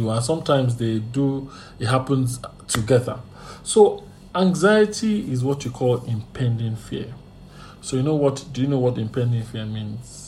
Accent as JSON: {"language": "English", "country": "Nigeria", "said": "and even in life generally as a Nigerian, you know."}